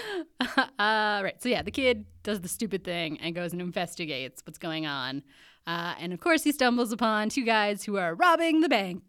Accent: Canada; also born or lived in United States; I'm a Canadian

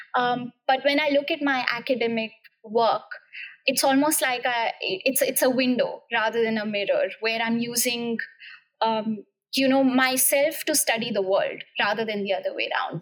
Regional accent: India; English is a second language; moved away as an adult; also born or lived in Cambridge, United Kingdom; now in United Kingdom

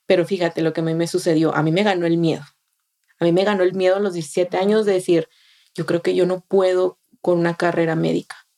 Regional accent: Monterrey, Nuevo León, Mexico; moved away as an adult; now in Austin, United States; yo soy una joven de, de 28 años que soy originaria de Monterrey, Nuevo León, México.

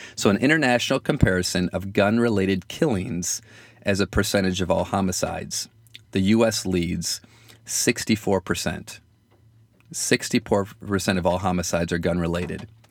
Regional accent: Michigan, United States; accent: Michigan; my Michigan accent

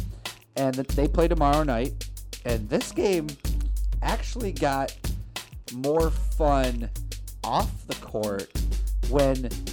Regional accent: New Jersey, United States; I was born in New Jersey

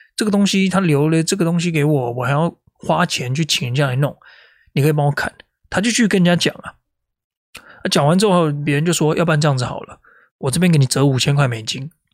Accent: Taipei, Taiwan; now in Melbourne, Australia; 我每天都在想这个， 这个， 这个台北市这个街道的粪水的味道

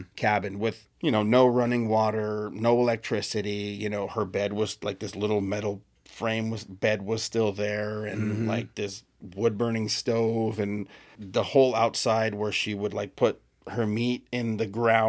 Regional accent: Texas, United States; Like, I grew up in Texas and I showed you, like, just like you, where you grew up, there was a forest right across the street from my house.

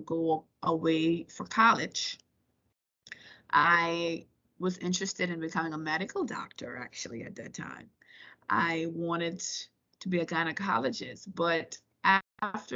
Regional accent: Turks & Caicos Islands; also born or lived in Virginia, United States; I was born and raised in the Turks and Caicos Islands

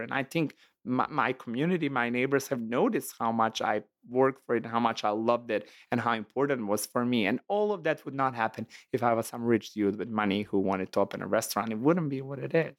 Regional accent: Montenegro; English is a second language; moved away as an adult; now in Chicago, United States; I'm from Montenegro

